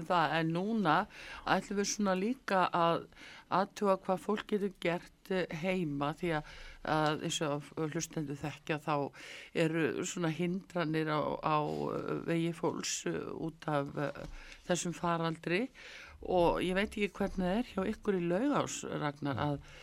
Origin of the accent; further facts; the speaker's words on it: Iceland; við Íslendingar